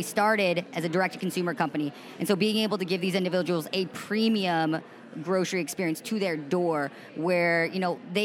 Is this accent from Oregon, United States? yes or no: yes; Oregon, United States; moved away as an adult; also born or lived in New York City; I grew up in Oregon